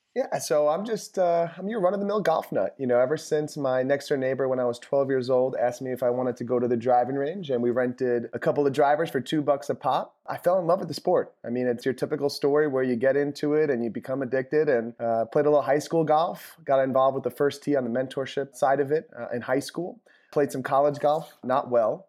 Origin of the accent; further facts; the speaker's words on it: New York, United States; I'm from New York